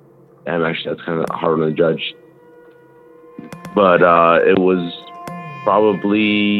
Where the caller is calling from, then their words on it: Idaho, United States; Yeah, so... from Idaho, actually. Idaho.